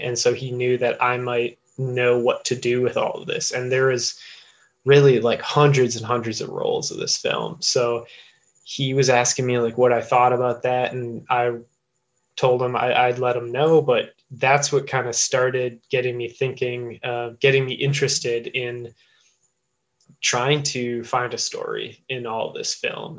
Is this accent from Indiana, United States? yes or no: no; Eagle, Wisconsin, United States; I grew up in Eagle, Wisconsin